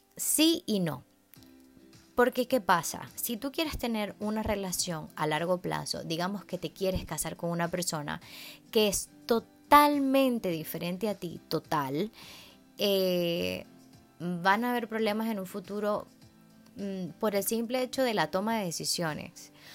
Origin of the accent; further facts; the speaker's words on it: Venezuela; en Venezuela, eh, el país de donde yo soy